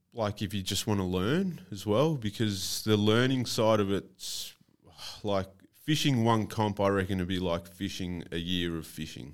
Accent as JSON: {"language": "English", "town": "Mornington Peninsula", "region": "Victoria", "country": "Australia", "tie": "born or raised there", "said": "I was predominantly saltwater growing up on the Mornington Peninsula. It's pretty much all there is down there."}